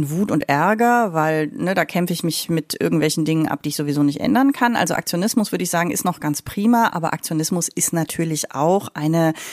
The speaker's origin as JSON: {"language": "German", "country": "Germany", "said": "als Deutsche ganz besonders."}